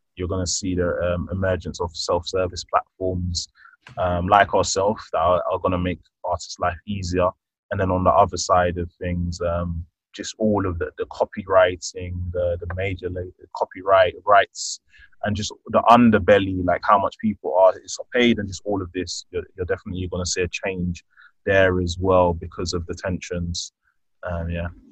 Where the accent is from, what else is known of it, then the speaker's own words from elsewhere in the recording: London, United Kingdom; I'm born and raised in London, the UK. I'm of Nigerian heritage